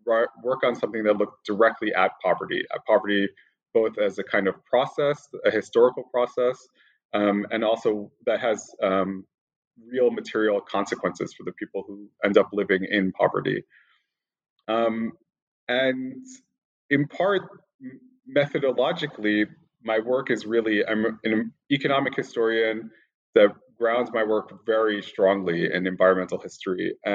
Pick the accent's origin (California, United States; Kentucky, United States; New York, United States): New York, United States; born there; Sure. I was born in New York, and I have a kind of very roundabout course towards studying this part of the world.